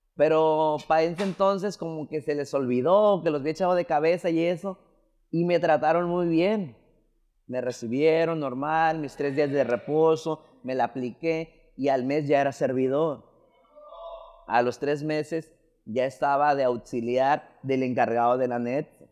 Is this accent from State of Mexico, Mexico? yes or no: no; Las Palmas, Jalisco, Mexico; yo soy de Las Palmas, Jalisco, es un pueblo